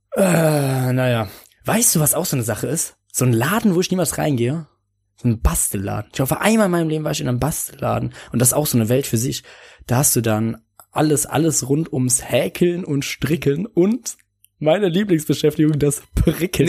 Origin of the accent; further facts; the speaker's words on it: Bonn, North Rhine-Westphalia, Germany; meiner Heimatstadt Bonn, aus der ich komme, in der ich gerade wohne.